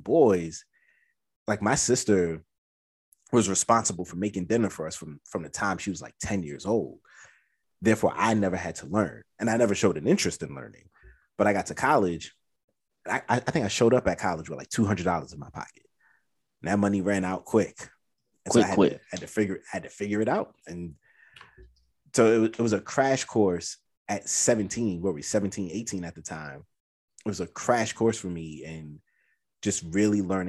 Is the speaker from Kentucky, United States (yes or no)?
no; New York City, New York, United States; I'm from Brooklyn